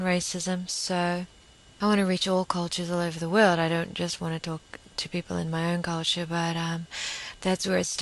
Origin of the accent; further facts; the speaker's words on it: New Zealand; we're more English over here.